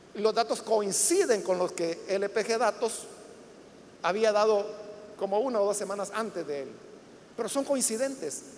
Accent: El Salvador; todos somos salvadoreños y ciudadanos

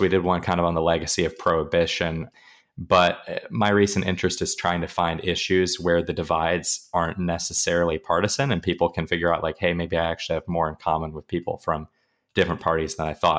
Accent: Pacific Northwest, United States; moved away as an adult; now in Arizona, United States; I'm originally from the Pacific Northwest

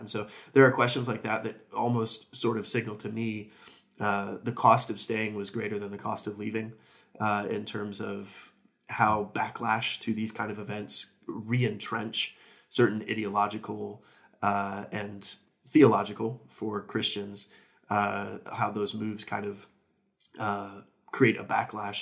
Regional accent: United States; moved away as an adult; now in Aberdeen, United Kingdom; as an American moving here during Boris's, uh, premiership

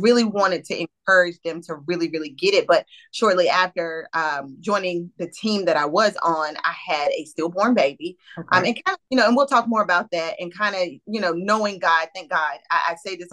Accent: Greenville, North Carolina, United States; moved away as an adult; now in Greensboro, United States; I am originally from Eastern North Carolina, from Greenville, North Carolina

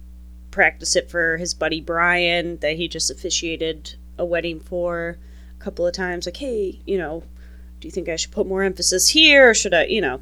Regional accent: Michigan, United States; my home state, Michigan

